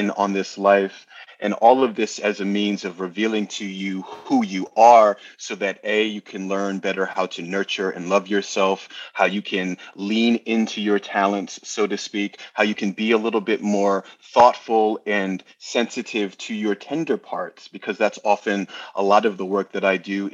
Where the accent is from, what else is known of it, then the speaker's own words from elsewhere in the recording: New Jersey, United States; accent: New Yorker; now in New York, United States; I was originally from New Jersey, but New York is where I have planted my flag.